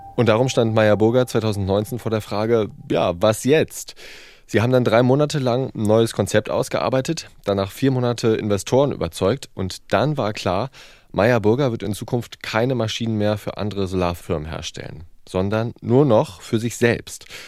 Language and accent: German; East Germany, Germany; now in Hamburg, Germany; ich bin Ossi